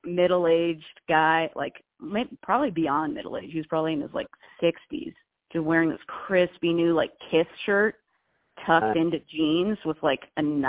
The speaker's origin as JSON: {"language": "English", "region": "California", "country": "United States", "said": "I'm Californian, dude. I'm basically from Mexico."}